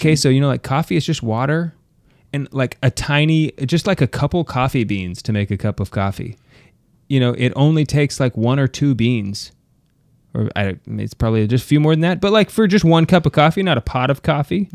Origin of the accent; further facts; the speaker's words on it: United States; I'm American